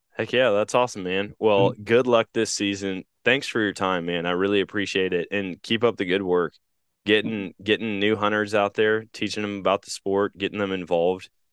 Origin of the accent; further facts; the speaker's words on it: Wisconsin, United States; now in Missouri, United States; growing up in Wisconsin, here in Missouri